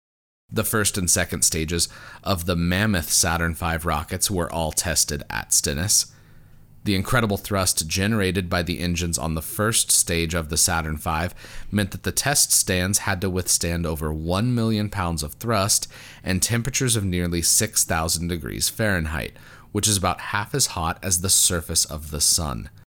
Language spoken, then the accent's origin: English; Colorado, United States; moved away; also born or lived in Fargo, North Dakota; I'm used to the wide open expanses of my home state of Colorado and of the West in general.